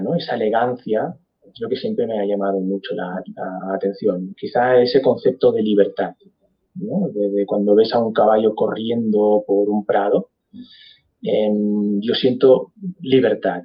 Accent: Barcelona, Catalonia, Spain; yo soy de Barcelona, nací en Barcelona, crecí en Barcelona

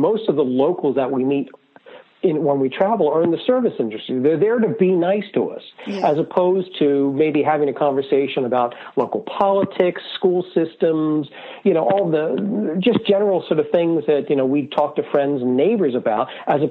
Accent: Wilmington, Delaware, United States; I grew up in Wilmington, Delaware

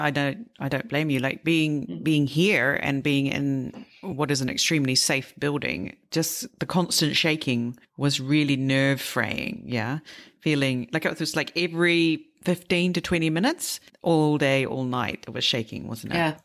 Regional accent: New Zealand; I'm from New Zealand

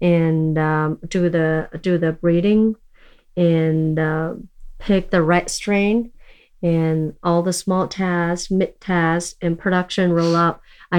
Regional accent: China; born there; English is a second language; I guess I was born in China and grow up in so many different countries.

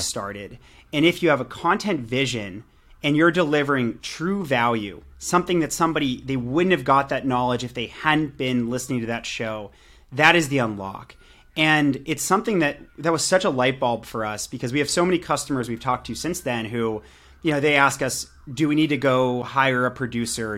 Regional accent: Pittsburgh, Pennsylvania, United States; now in Santa Monica, United States; I live in Santa Monica, California, uh, but I'm from Pittsburgh, Pennsylvania

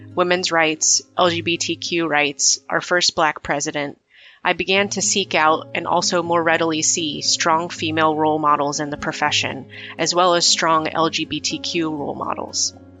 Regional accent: Midwest, United States; growing up in the Midwest in the 80s

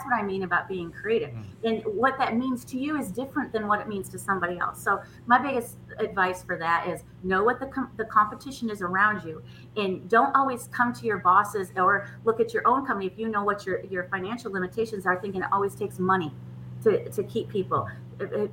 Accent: Michigan, United States; now in Nashville, United States; I'm originally from Michigan

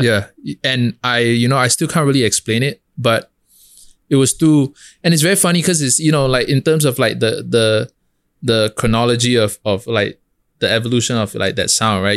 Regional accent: Singapore; moved away as an adult; now in New York, United States; I'm a kid from Hougang

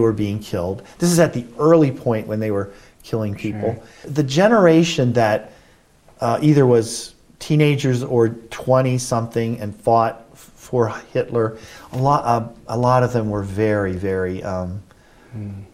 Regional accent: United States; I'm an American

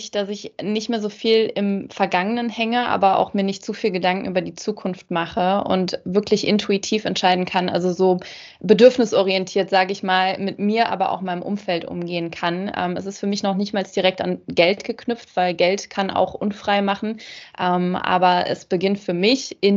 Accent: Rhineland, Germany; born there; moved away as an adult; Ich bin geboren im Rheinland äh, in Deutschland und werde im Winter 32 Jahre alt, lebe aber schon seit über anderthalb Jahren nicht mehr fest in Deutschland.

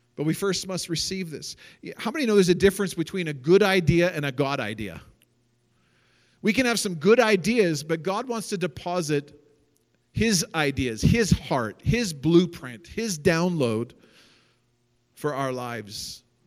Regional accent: Canada; also born or lived in Seattle, Washington, United States / Richmond, British Columbia / British Columbia / Calgary, Alberta; And I grew up in Canada. I was 10 years old when we moved from Seattle to Richmond.

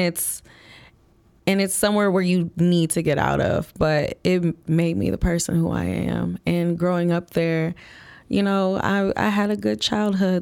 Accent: Flint, Michigan, United States; moved away as an adult; now in Chicago, United States; I'm born and raised from Flint, Michigan

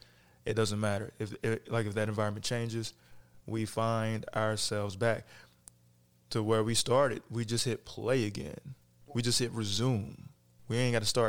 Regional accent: Kentucky, United States; moved away; also born or lived in Cincinnati, Ohio; I'm from Cincinnati. You know, so most of the family is. We were both in Kentucky. I grew up in Kentucky.

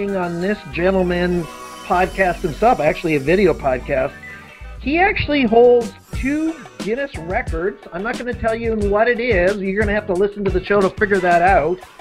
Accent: Canada; as a fellow Canadian

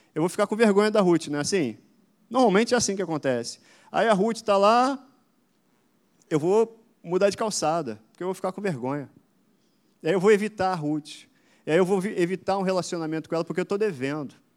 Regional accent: Caxias, Brazil; eu sou, inclusive, de Caxias, não sei se todo mundo sabe. Eu e Ludmila, a gente é daqui de Caxias. Cresci aqui perto, na Rua Ouro Preto, brincava aqui, joguei muita bola aqui na praça. Enfim, sou criado aqui em Caxias

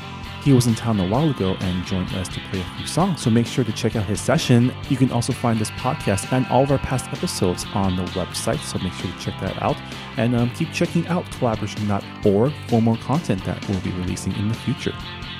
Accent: Canada; I'm from Canada

